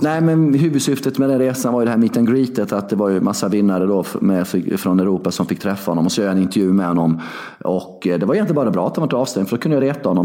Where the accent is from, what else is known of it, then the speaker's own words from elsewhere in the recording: Värnamo, Jönköping County, Sweden; 6 mil från Värnamo där jag är uppvuxen och bodde då